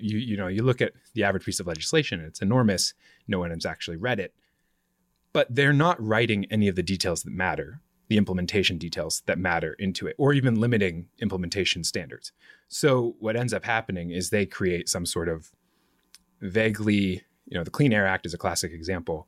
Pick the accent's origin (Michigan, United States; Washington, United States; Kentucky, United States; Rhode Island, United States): Washington, United States; Vancouver; also born or lived in Portland, Oregon; now in Washington, D.C., United States; I was born in Portland, grew up right outside it, across the Columbia River in Vancouver, Washington, which is the original Vancouver